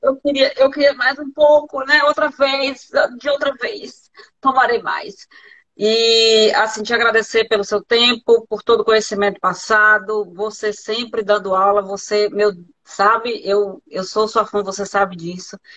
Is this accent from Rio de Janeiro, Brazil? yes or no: no; Bahia, Brazil; eu sou baiana